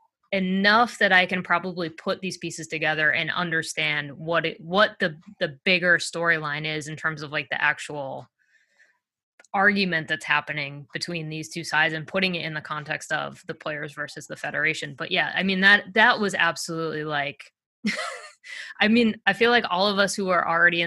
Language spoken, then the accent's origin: English; Massachusetts, United States; moved away; I'm originally from Massachusetts.